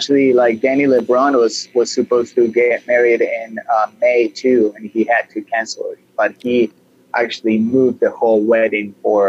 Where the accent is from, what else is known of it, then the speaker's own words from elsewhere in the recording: Buenos Aires, Argentina; In Buenos Aires. I was born in April 23rd of 1977.